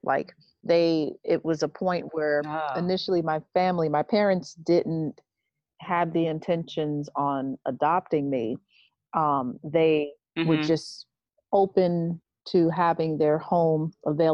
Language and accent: English; Copiague, New York, United States; also born or lived in Brooklyn, New York / Boston; I grew up in Long Island. My whole life pretty much was spent in Long Island, New York, in Copaig.